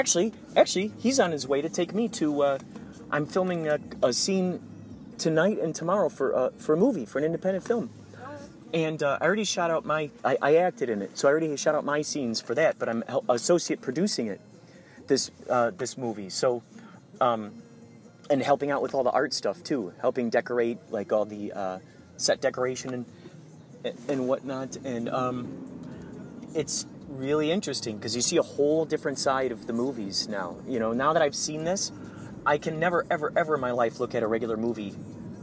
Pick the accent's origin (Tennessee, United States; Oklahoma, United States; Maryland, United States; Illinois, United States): Illinois, United States; Chicago; moved away; I'm from Chicago where it's flat out there and it's got its own great things and I love it.